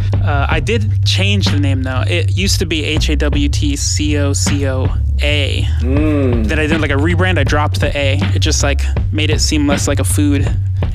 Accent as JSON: {"language": "English", "town": "Fairfield", "region": "California", "country": "United States", "tie": "born or raised there", "also_born_or_lived": "Los Angeles, California / Colorado / Milwaukee", "moved": "as an adult", "lives_now": "Washington, D.C., United States", "said": "I grew up in California in the San Francisco Bay Area, Fairfield"}